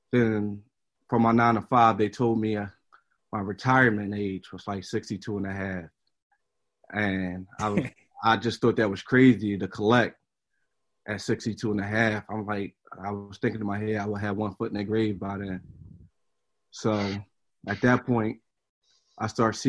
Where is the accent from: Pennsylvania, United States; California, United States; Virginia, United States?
Pennsylvania, United States; Philadelphia; also born or lived in West Oak Lane, Philadelphia; I grew up in the Germantown area. From the ages of, I would say, 1 through 16